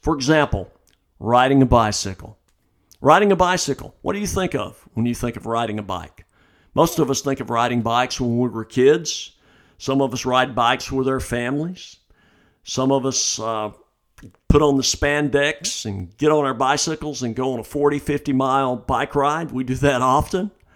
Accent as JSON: {"language": "English", "town": "Birmingham", "region": "Alabama", "country": "United States", "tie": "born or raised there", "said": "I'm from Birmingham"}